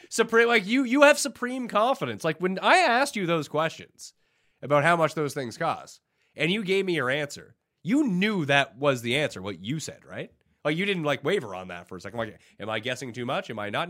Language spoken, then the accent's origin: English; Canada; being Canadian